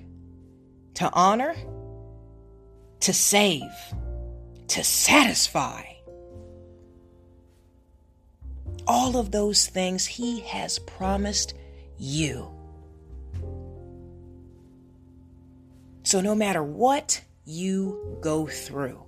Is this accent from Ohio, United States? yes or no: yes; Ohio, United States; now in California, United States; I live in California, but I'm from Ohio. So both of my parents are in Ohio.